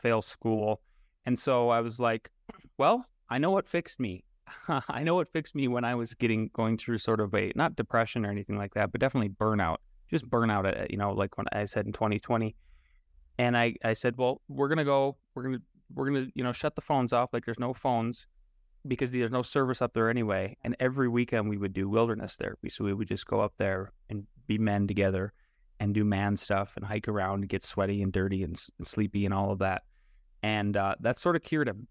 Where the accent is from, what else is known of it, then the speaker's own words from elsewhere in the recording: Northwest South Dakota, United States; when we grew up in Northwest South Dakota, I grew up in a town of, uh, population of, like, five hundred people